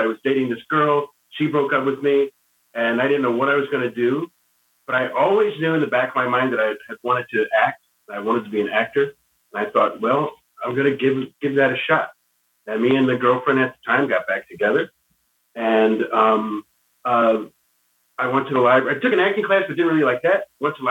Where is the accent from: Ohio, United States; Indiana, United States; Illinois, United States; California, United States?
Indiana, United States; Michigan City; I was born in Michigan City, went to school here